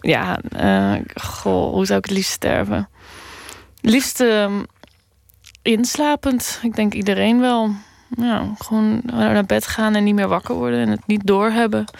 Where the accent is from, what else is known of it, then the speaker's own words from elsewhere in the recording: Randstad, Netherlands; Een beetje in de randstad waar ik ben opgegroeid